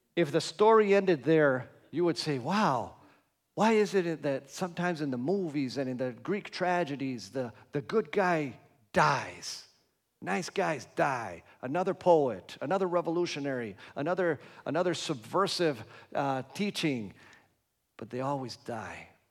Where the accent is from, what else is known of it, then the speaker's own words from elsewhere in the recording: Argentina; moved away; I grew up in Argentina